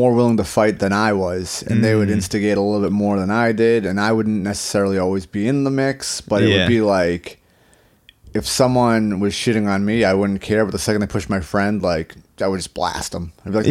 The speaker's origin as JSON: {"language": "English", "town": "Boston", "region": "Massachusetts", "country": "United States", "tie": "born or raised there", "also_born_or_lived": "Wrentham, Massachusetts", "said": "I grew up in South Boston until I was 9, and then I moved to Wrentham."}